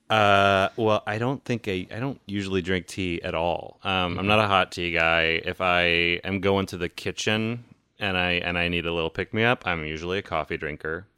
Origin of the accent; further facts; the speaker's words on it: the South, United States; moved away; I grew up in the South